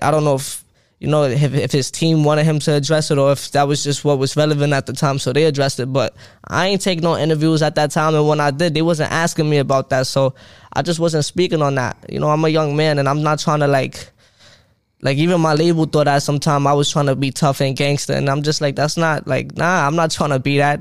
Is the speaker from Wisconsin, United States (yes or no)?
no; New York City, New York, United States; I'm from Brooklyn, Crown Heights